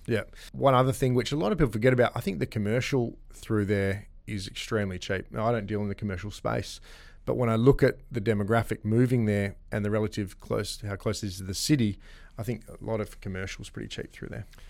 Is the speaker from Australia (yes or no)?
yes; Gosnells, Western Australia, Australia; I grew up in Bray Street